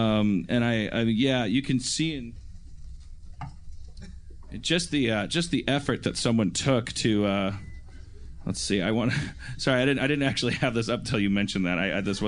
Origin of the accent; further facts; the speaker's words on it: Midwest, United States; moved away as an adult; also born or lived in Milwaukee; now in California, United States; Because I'm from the Midwest